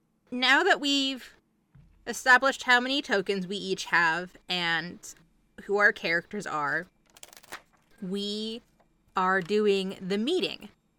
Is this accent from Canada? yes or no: no; Ireland; accent: Irish; now in United States; I definitely originated in Ireland and I just kind of traveled. I don't really have my Irish accent anymore. I think I've been stateside long enough to kind of pick up all of the stateside accents.